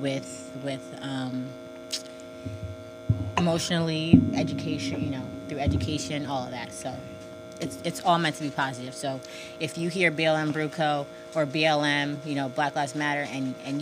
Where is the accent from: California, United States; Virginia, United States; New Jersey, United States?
New Jersey, United States; Verona; also born or lived in Orange, New Jersey; So the first probably 4 years of my life, I was in Orange, New Jersey. And then when I was in about kindergarten, first grade, we moved to Verona